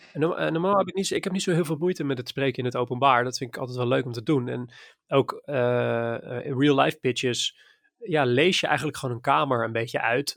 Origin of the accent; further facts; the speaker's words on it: Maassluis, South Holland, Netherlands; also born or lived in IJburg, Amsterdam; now in Amsterdam, Netherlands; uit mijn geboortestad. Of eh, uit de stad waar ik vandaan kom, Maasluis